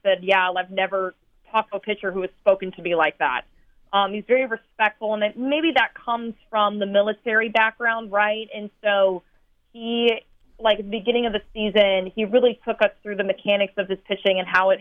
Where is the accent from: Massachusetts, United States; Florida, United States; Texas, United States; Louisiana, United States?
Texas, United States; moved away as an adult; also born or lived in North Iowa / Colorado / Chicago / Iowa; now in Baton Rouge, United States; I'm from Texas originally.